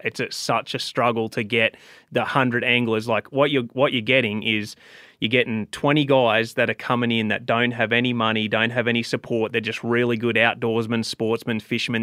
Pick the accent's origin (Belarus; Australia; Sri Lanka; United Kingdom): Australia; moved away as an adult; now in United States; I came from Australia